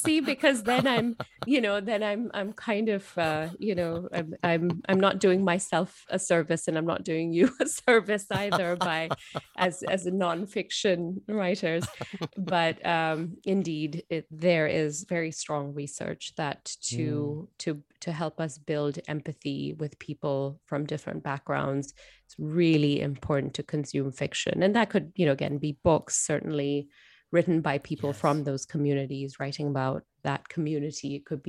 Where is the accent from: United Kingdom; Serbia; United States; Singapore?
Singapore; So I present as an Indian woman. I was born and brought up in Singapore.